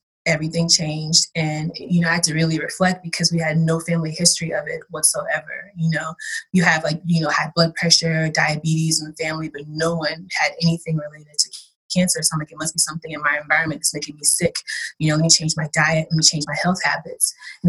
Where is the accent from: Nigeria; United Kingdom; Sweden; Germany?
Nigeria; Ugep, Cross River; now in United States; I was born in Nigeria. And you know how it takes a long time to get your paperwork and everything straight. So going back as an adult was a completely different story because my village where I'm from at Cross River State is very, very rural.